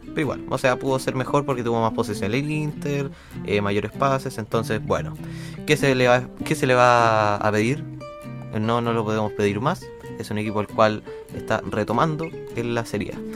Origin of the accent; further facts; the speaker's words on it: Concepción, Biobío, Chile; nosotros somos de Conce